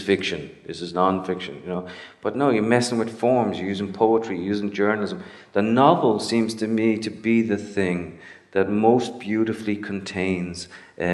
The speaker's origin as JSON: {"language": "English", "town": "Dublin", "region": "Leinster", "country": "Ireland", "tie": "born or raised there", "moved": "as an adult", "lives_now": "United States", "said": "I was born in Dublin. I went to America when I was in my 20s"}